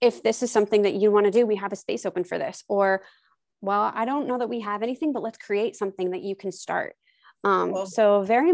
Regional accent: New Jersey, United States; also born or lived in Oklahoma / Missouri; I was born in Missouri and I grew up in Oklahoma until I was 9. And then we moved to New Jersey when I was 9, almost 10

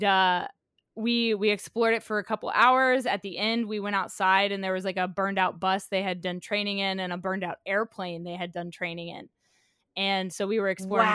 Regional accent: Oklahoma, United States; as a kid growing up in Oklahoma, my brothers and I used to go out in the woods behind our neighborhood

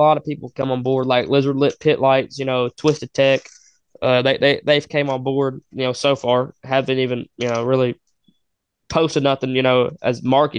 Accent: Kentucky, United States; I was a kid from Kentucky.

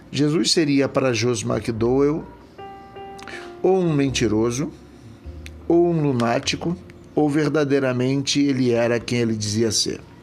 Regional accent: Rio de Janeiro, Brazil; eu sou da cidade do Rio de Janeiro

